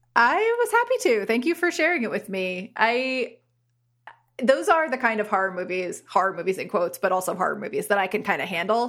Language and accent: English; Bergen County, New Jersey, United States; I am from Bergen County.